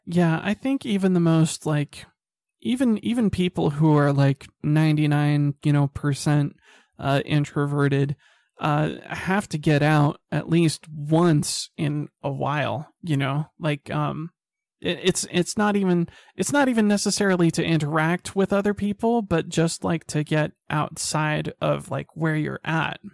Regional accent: Salt Lake City, Utah, United States; I grew up in Salt Lake City

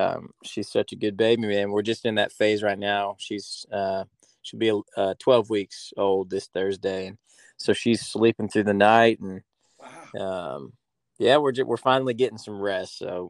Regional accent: Virginia, United States; moved away as an adult; now in Nashville, United States; Yeah, man, I'm from Virginia, between the ocean and the mountains.

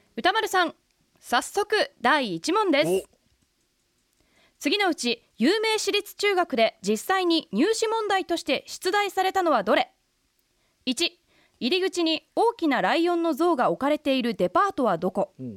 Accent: Kanagawa, Japan; 私神奈川出身

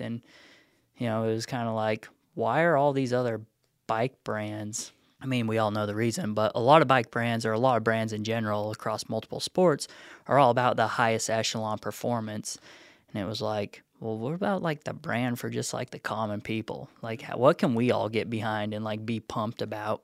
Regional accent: Nevada, United States; moved away as an adult; also born or lived in Reno; now in Chattanooga, United States; Moved out here. I'm from Nevada originally. Last place I lived in Nevada for college and such was Reno.

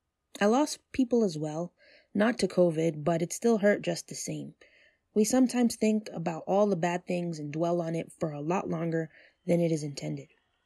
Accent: New York, United States; I talk about TV shows I love, music I enjoy, movies in their vastness, being a New Yorker, and much, much more.

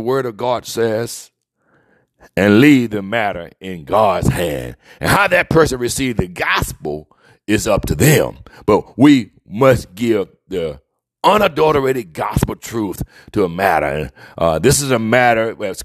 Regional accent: Mobile, Alabama, United States; growing up in the deep south where I was raised in Mobile, Alabama

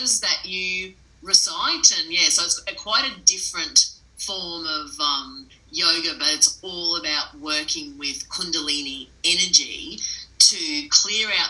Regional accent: Mackay, Queensland, Australia; I grew up north in Mackay, so very lucky to have access to the Whitsunday Islands

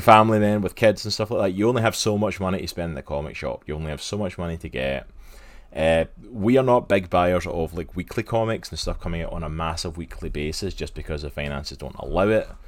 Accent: Scotland, United Kingdom; I grew up in Scotland

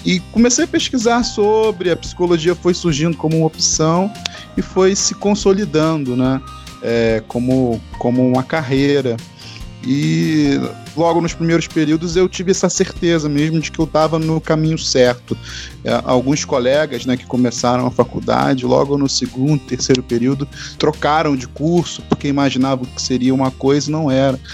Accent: Rio de Janeiro, Brazil; accent: carioca, S chiado; mesmo sendo carioca, falando com S carregado, chiado, né, de mesmo, nós, é, carioca suburbano, ou seja, da Zona Norte

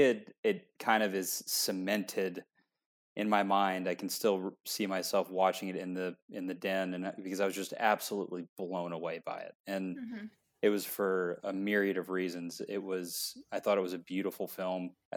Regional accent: Franklin, Tennessee, United States; also born or lived in Nashville; I grew up in Franklin, a town right outside, but we moved to Nashville for high school

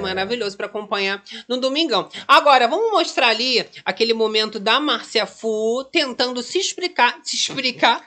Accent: Rio de Janeiro, Brazil; aqui a gente é carioca

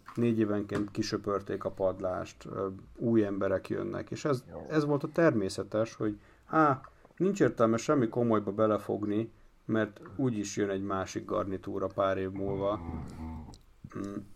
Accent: Hungary

